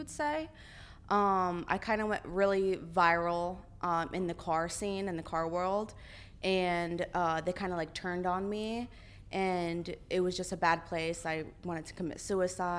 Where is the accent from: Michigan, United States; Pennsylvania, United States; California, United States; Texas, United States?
Pennsylvania, United States; Bethlehem; my hometown in Bethlehem, Pennsylvania. That's where I live